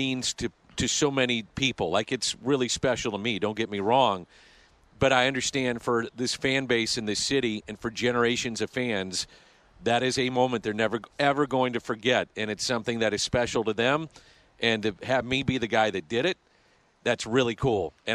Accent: St. Louis, Missouri, United States; I'm lucky I get to work in my hometown and do the hometown games

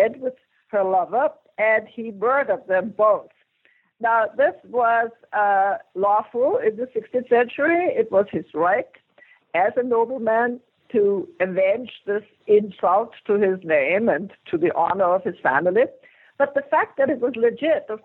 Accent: Vienna, Austria; English is a second language; moved away; I'm an immigrant. I come from Vienna, Austria, and so I had to learn English first.

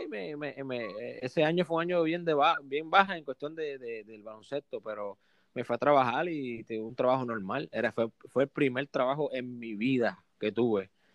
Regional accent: Puerto Rico; also born or lived in Mississippi, United States / San Luis Potosí, Mexico; soy de Puerto Rico

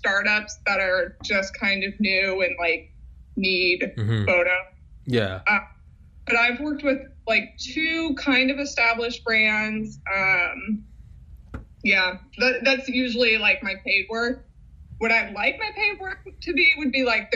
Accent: St. Louis, Missouri, United States; moved away as an adult; now in Chicago, United States; I ended up going to a community college, like in my hometown rather than out of town

